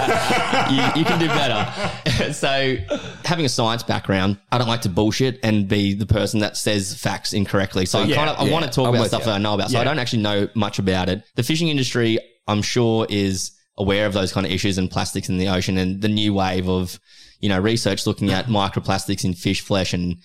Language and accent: English; Australia; as an Australian